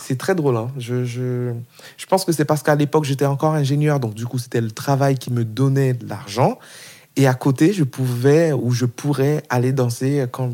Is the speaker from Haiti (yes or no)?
yes; Haiti; now in France; Je viens d'Haïti, d'un pays euh, pauvre, famille bon aisée, on va dire, mais quand même c'était compliqué pour ma mère de nous faire venir en France